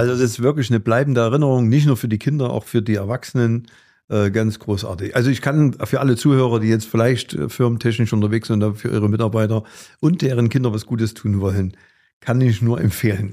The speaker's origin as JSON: {"language": "German", "town": "Gera", "region": "Thuringia", "country": "Germany", "said": "hier bei uns in Gera"}